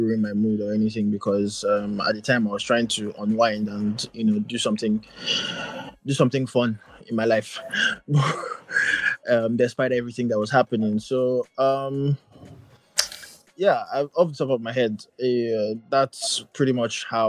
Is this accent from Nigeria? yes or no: yes; Nigeria; I'm here, I'm Nigerian